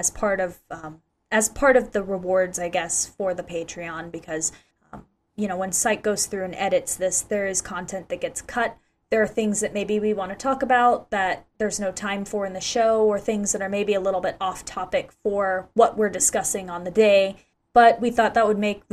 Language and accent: English; Ocala, Florida, United States; here in my hometown of Ocala, Florida